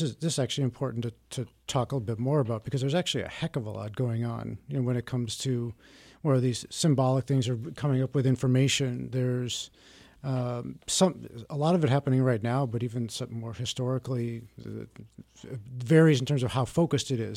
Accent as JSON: {"language": "English", "town": "Milwaukee", "region": "Wisconsin", "country": "United States", "tie": "born or raised there", "said": "I grew up around Milwaukee in a suburb"}